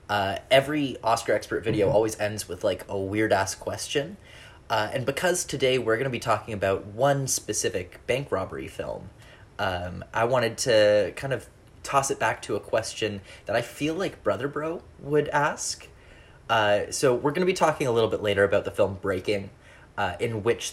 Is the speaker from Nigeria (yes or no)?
no; Canada; being Canadian